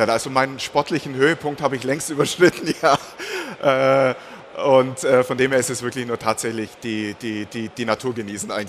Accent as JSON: {"language": "German", "region": "Bavaria", "country": "Germany", "tie": "born or raised there", "said": "Also ich bin geboren und aufgewachsen in der Region zwischen Augsburg und Memmingen, das ist so ein bisschen bayerisches Niemandsland."}